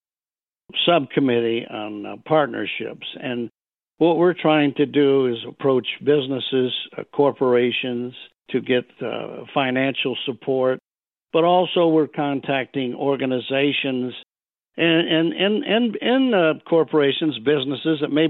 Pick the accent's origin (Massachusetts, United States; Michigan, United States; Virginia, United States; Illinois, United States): Michigan, United States; moved away; also born or lived in Nashville, Tennessee; I'm originally from Michigan. Many, many years ago, I moved to Nashville, Tennessee to get in the music business